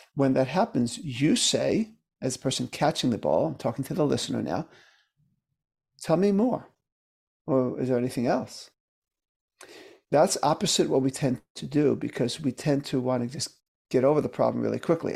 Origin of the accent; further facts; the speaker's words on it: New York City, New York, United States; I grew up in Brooklyn, New York